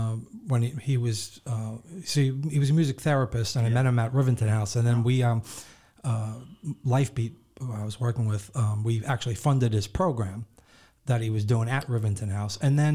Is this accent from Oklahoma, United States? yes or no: no; Rockville Centre, New York, United States; I grew up in Rockville Center.